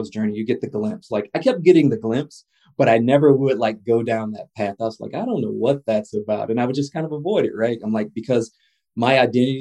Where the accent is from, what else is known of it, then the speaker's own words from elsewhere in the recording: the South, United States; a Black male human growing up in the South